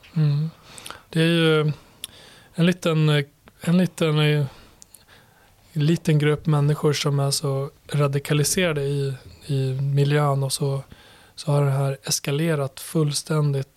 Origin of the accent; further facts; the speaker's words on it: Borlänge, Dalarna County, Sweden; moved away as an adult; also born or lived in Kosovo; now in Stockholm, Sweden; Och i Borlänge växte jag upp. Ja. Och, eh, född i Kosovo, kom hit som sjuåring till Borlänge där jag växte upp